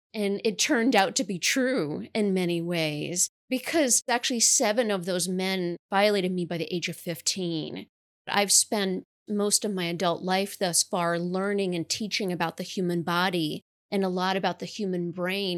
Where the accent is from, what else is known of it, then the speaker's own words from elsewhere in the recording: New York, United States; I currently live in the capital region in New York, and I was born and raised in New York